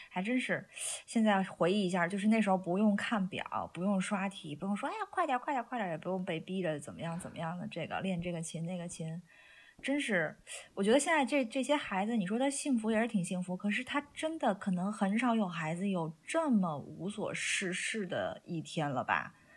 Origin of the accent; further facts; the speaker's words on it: Weihai, Shandong, China; now in United Kingdom; 我小的时候是在山东海边儿